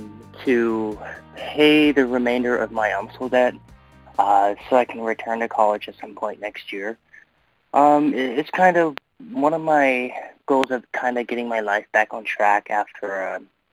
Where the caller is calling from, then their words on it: St. Louis, Missouri, United States; I'm calling from St. Louis